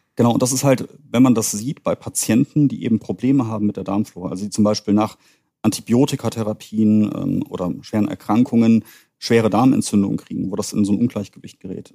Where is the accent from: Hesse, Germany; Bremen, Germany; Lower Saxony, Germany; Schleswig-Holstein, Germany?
Hesse, Germany; Königstein im Taunus; moved away as an adult; also born or lived in Greifswald / Düsseldorf; ich bin gebürtiger Hesse aus Königstein und Taunus